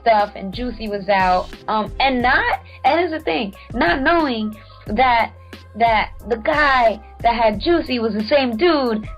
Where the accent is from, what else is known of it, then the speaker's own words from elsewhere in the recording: West Coast, United States; also born or lived in Central America; now in New York, United States; I'm from the West Coast